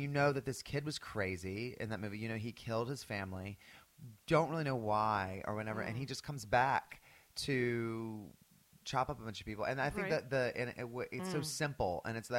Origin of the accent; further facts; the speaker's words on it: North Carolina, United States; moved away; growing up in North Carolina